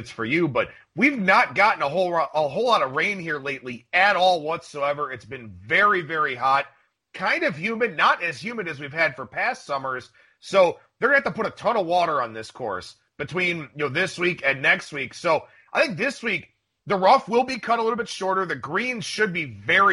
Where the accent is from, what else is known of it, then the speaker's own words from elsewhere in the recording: Ohio, United States; my home state here of Ohio